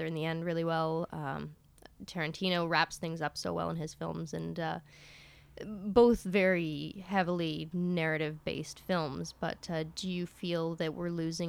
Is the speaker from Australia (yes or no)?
no; Canada; as a Canadian filmmaker